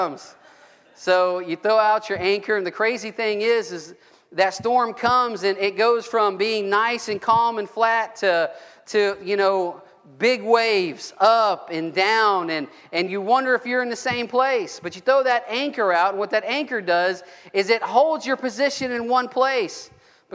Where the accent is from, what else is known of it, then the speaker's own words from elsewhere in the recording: Gulf Coast, United States; I grew up on the Gulf Coast. I grew up fishing in the Gulf